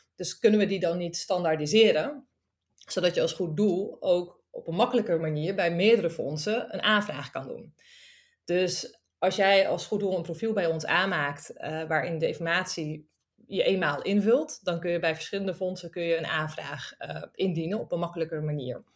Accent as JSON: {"language": "Dutch", "region": "Friesland", "country": "Netherlands", "moved": "yes", "lives_now": "Amsterdam, Netherlands", "said": "Ik kom oorspronkelijk uit Friesland."}